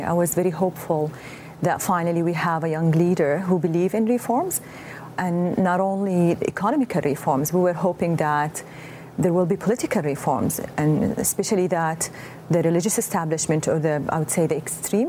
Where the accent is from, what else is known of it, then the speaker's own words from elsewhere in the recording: Mecca, Makkah Province, Saudi Arabia; moved away as an adult; also born or lived in Dammam; my hometown, Mecca